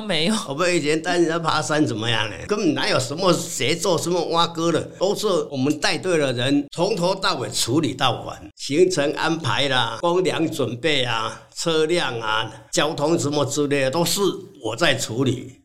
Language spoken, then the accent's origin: Chinese; Chianan Plain, Taiwan; 出生在嘉南平原，一个完全看不到山的地方